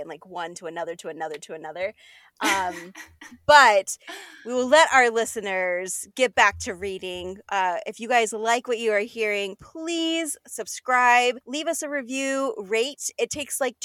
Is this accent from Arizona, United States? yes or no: yes; southern Arizona, United States; now in Seattle, United States; I'm originally from Arizona